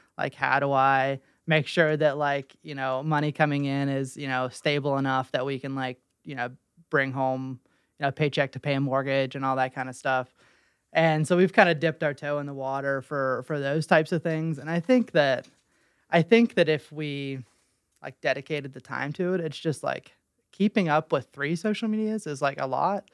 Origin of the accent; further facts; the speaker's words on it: Weston, West Virginia, United States; I'm from Weston